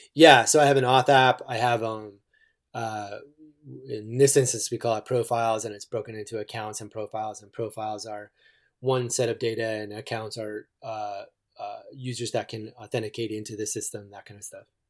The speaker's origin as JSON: {"language": "English", "region": "East Coast", "country": "United States", "tie": "born or raised there", "moved": "yes", "lives_now": "Eugene, United States", "said": "I grew up on the East Coast"}